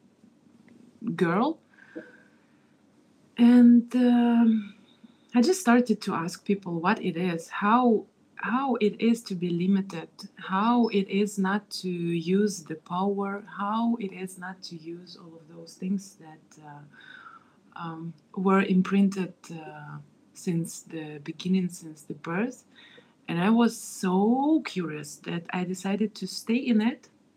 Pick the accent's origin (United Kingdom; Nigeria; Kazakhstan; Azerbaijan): Kazakhstan; I was born in Kazakhstan